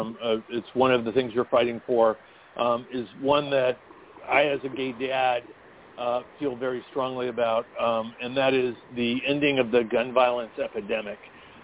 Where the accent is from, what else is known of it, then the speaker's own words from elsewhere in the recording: California, United States; The one frustration I have as a Californian is really systematic.